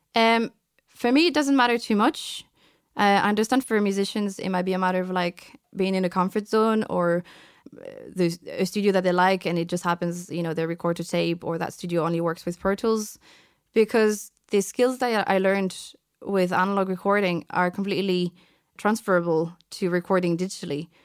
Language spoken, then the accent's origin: English; France; also born or lived in Vietnam; now in Ireland; so I've been raised as a French person my entire life. So I'm actually French